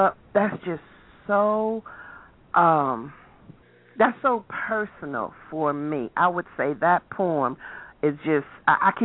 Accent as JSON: {"language": "English", "town": "Chicago", "region": "Illinois", "country": "United States", "tie": "born or raised there", "said": "I'm from Chicago, born and raised in Chicago"}